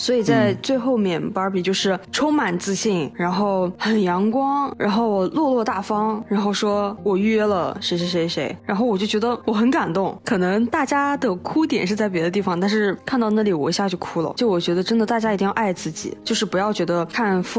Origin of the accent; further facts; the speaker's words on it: Xinjiang, China; 我们新疆人前后鼻音就是不分了。